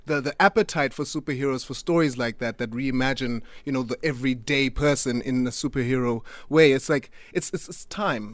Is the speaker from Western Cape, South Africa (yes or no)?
no; Butterworth, Eastern Cape, South Africa; now in Cape Town, South Africa; I'm from Butterworth